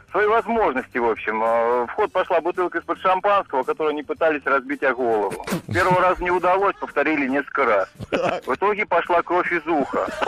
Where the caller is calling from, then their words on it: Voronezh, Voronezh Oblast, Russia